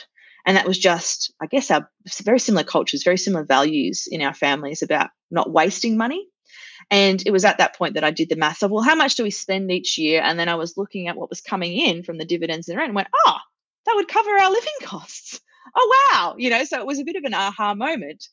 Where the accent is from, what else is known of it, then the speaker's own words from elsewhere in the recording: Australia; I'm Australian